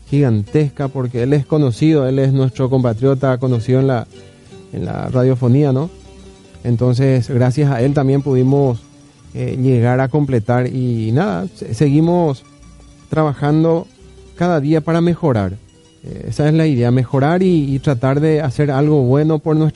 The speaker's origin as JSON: {"language": "Spanish", "region": "Caaguazú", "country": "Paraguay", "tie": "born or raised there", "also_born_or_lived": "Barrio Obrero", "moved": "yes", "said": "criado en Caguazú."}